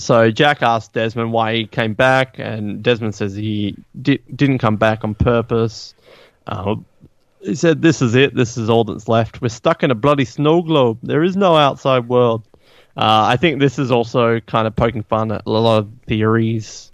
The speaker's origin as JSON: {"language": "English", "country": "Australia", "said": "I'm Australian"}